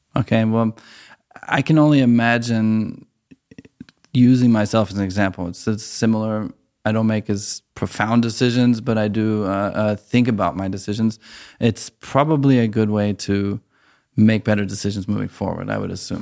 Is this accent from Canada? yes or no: no; United States; moved away as an adult; now in Germany; as an American who moved to Germany